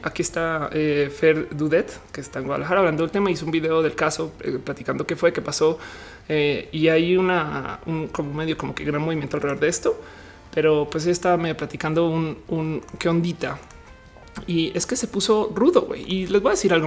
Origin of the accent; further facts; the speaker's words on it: Colombia; moved away; cuando yo salí de Colombia no conocí muy bien eh, el país